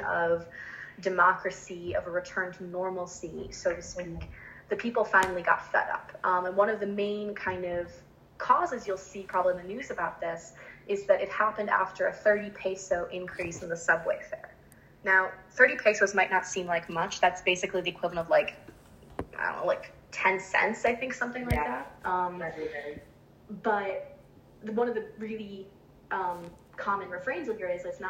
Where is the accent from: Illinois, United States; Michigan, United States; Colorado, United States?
Illinois, United States; Chicago; moved away as an adult; now in Santiago, Chile; I am originally from Chicago, and I have been living in Santiago de Chile in South America for the past 5 years now.